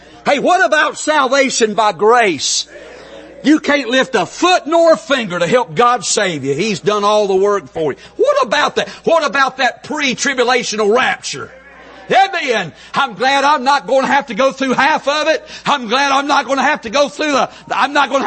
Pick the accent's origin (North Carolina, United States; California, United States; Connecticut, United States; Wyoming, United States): North Carolina, United States; accent: country; I'm from North Carolina, so we pronounce everything with two syllables. I mean, when we say hey in North Carolina, it's hey, two syllables